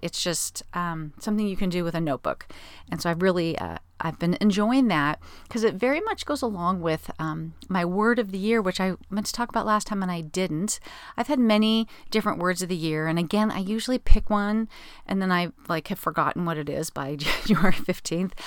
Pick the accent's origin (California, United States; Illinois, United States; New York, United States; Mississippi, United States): California, United States; Southern; I'm from Southern California